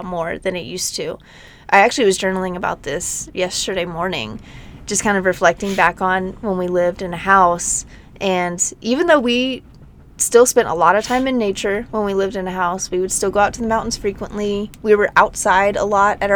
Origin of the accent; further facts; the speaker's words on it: Nashville, Tennessee, United States; also born or lived in Denver, Colorado; now in Moab, United States; I grew up in Nashville. I mean, in the suburbs of Nashville